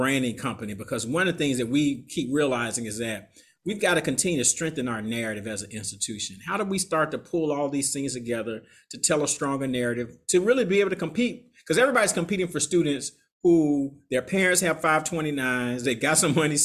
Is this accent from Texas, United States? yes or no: no; Atlanta, Georgia, United States; moved away as an adult; now in New Orleans, United States; I'm from Atlanta